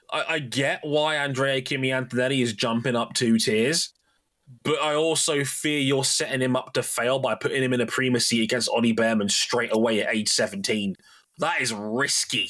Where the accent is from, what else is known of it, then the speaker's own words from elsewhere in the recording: United Kingdom; also born or lived in Jamaica; As a Brit